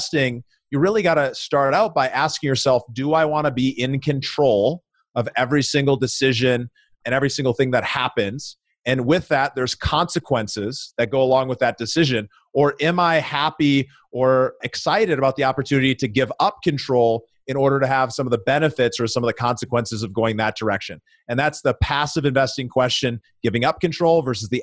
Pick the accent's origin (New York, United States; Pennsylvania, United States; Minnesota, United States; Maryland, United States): Minnesota, United States; Minneapolis; now in Denver, United States; my hometown of Minneapolis, Minnesota